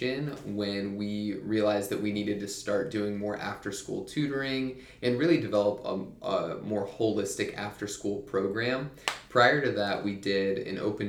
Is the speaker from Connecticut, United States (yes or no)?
no; Mansfield, Ohio, United States; moved away as an adult; also born or lived in Cedarville, Ohio; now in Upstate South Carolina, United States; I'm from the Cleveland area in Ohio, a town called Mansfield. It's south of Cleveland. And I grew up there